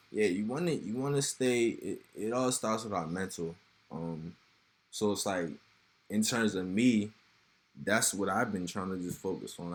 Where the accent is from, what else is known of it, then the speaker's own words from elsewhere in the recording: Severn, Maryland, United States; I grew up in Seven Oaks